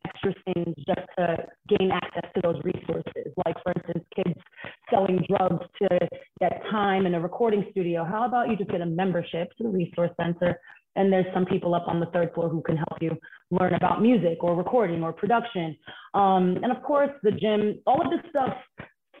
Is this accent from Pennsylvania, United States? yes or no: no; New York City, New York, United States; I grew up in Bedside, Brooklyn.